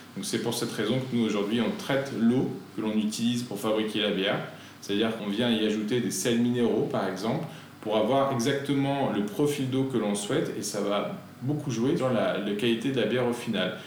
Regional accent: Lyon, Auvergne-Rhône-Alpes, France; en tant que lyonnais

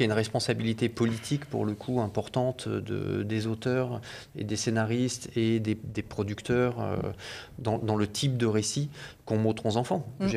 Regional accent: France; en tant qu'Européens et en tant que Français en particulier

